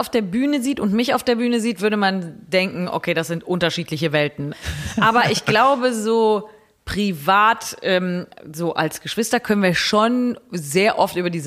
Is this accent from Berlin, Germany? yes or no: no; Bergisch Gladbach, North Rhine-Westphalia, Germany; born there; wir kommen ja gar nicht aus Bergisch Gladbach. Also wir sind da geboren, weil das Krankenhaus da besonders gut ist.